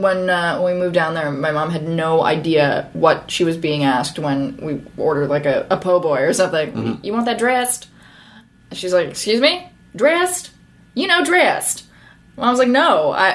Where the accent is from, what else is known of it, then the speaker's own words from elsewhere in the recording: New Orleans, Louisiana, United States; also born or lived in Northern California; I was born in Northern California. And right before I turned 5, my family moved to the New Orleans area.